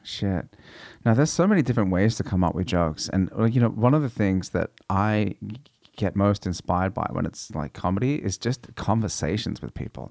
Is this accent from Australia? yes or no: yes; Australia; growing up in Australia